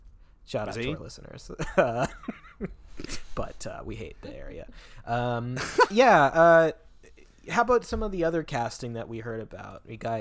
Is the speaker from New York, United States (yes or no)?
no; Tacoma, Washington, United States; moved away; I flew into my hometown of Tacoma, Washington